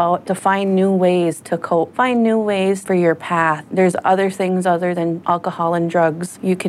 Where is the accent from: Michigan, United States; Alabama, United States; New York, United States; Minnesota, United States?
Minnesota, United States; Red Lake Nation; I am from Red Lake Nation, and I come from the Pine Marten Clan.